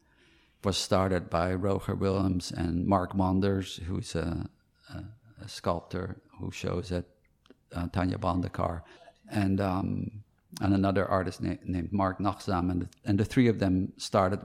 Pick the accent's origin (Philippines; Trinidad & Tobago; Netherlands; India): Netherlands; Amsterdam, North Holland; moved away; also born or lived in New York; I was born in Amsterdam.